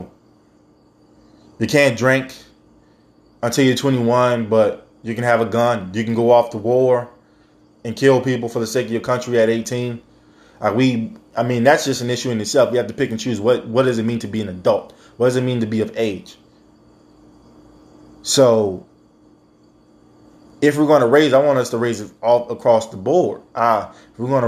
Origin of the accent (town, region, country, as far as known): United States